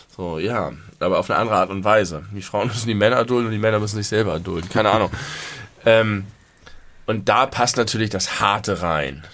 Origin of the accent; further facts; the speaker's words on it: Germany; ich mich als Deutscher